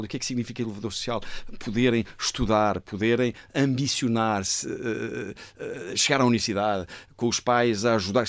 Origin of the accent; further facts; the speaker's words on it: Portugal; also born or lived in Glasgow, United Kingdom; nós portugueses